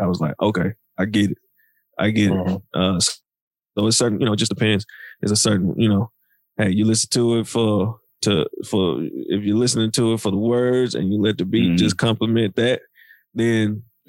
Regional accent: the South, United States; It just so happened we're here from the South.

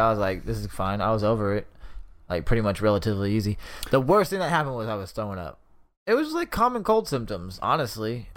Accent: Sacramento, California, United States; we're from Sacramento

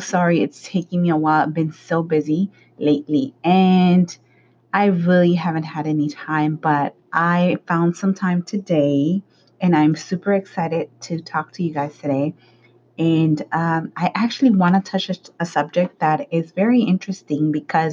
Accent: Los Angeles, California, United States; the side of town where I grew up in South Central, you know, like the Hispanic community

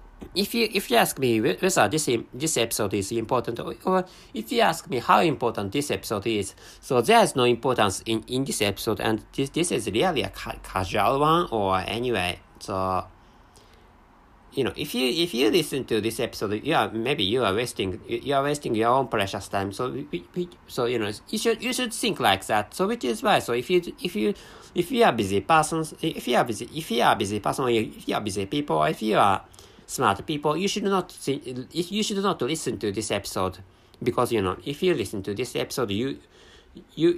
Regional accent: Japan; first language Japanese; English is a second language

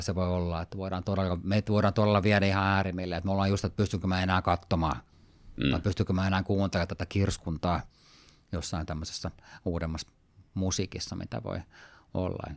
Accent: Sweden; moved away; mä oon tämmöinen osittain ruotsakana, mä oon kasvanut Ruotsissa, suomalaisesta taustaa

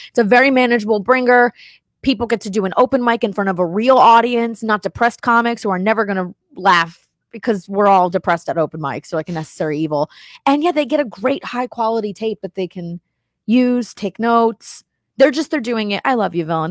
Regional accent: Miami, Florida, United States; moved away as an adult; also born or lived in New Jersey / New York; I grew up in Miami. I was born in New Jersey. I lived in New York. I lived in Miami.

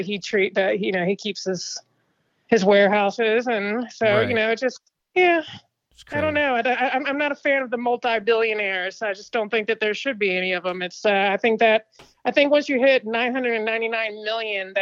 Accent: Franklin County, Virginia, United States; accent: southern; moved away as an adult; now in California, United States; I'm originally from Virginia

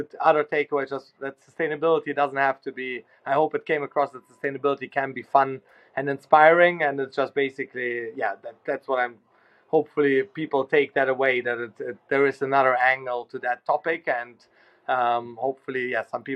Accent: Germany; now in London, United Kingdom; I grew up in Germany

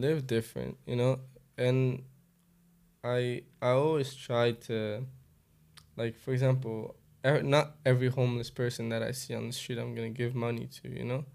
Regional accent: Angola; moved away; also born or lived in Europe; I'm from Angola

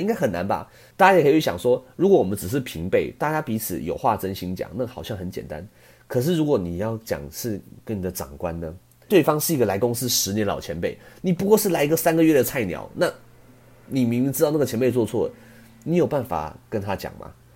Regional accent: Taiwan; 我们台湾人

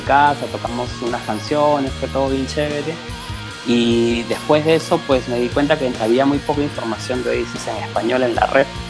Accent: Peru; yo soy de Perú

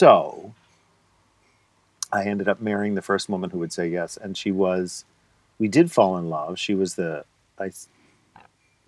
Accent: Scranton, Pennsylvania, United States; moved away; also born or lived in Rochester, New York; I grew up in Scranton and I went to college in Scranton and I stayed in the closet in Scranton.

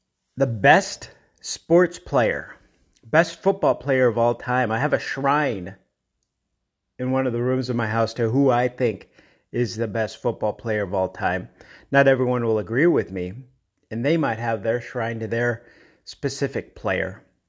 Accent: Denver, Colorado, United States; And Denver, Colorado, my hometown, they're expected snow tomorrow.

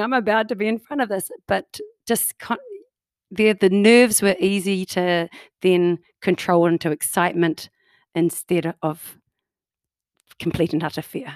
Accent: New Zealand; now in Canada; as you can tell by my accent, I do not come from Canada. I'm a New Zealander, oh, New, from New Zealand.

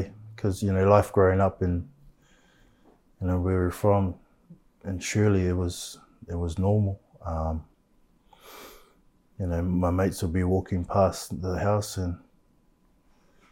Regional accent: Christchurch, Canterbury, New Zealand; I grew up in Shirley.

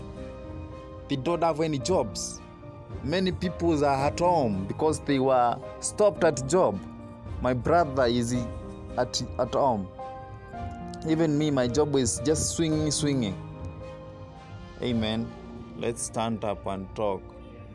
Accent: Kenya; Kenyan youth

